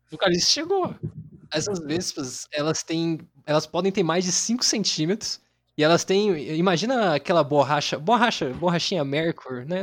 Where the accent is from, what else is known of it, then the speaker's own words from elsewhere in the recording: São José dos Campos, São Paulo, Brazil; eu sou de São José dos Campos aí, igual o Biruel